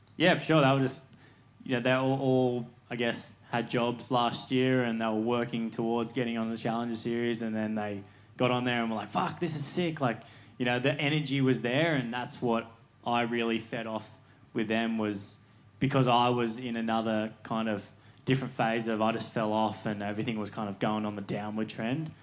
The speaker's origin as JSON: {"language": "English", "town": "Cronulla", "region": "New South Wales", "country": "Australia", "tie": "born or raised there", "said": "growing up in Cronulla"}